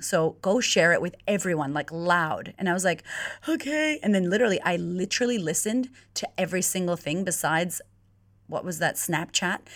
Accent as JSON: {"language": "English", "country": "United States", "moved": "as an adult", "lives_now": "Melbourne, Australia", "said": "I'm originally from America"}